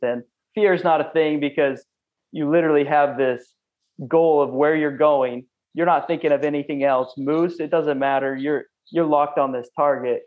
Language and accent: English; Clarkston, Washington, United States; I'm from a small town, a rural blue collar work town in Clarkston, Washington, um, known as the LC Valley